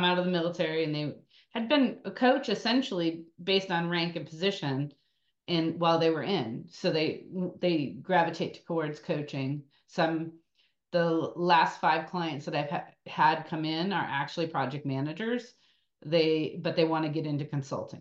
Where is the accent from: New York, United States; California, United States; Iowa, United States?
New York, United States; Buffalo; moved away as an adult; also born or lived in Austin, Texas; now in Austin area, Texas, United States; I grew up in Buffalo, New York, and skated at Rainbow Rink from the time I was 2 till I was till I joined the Army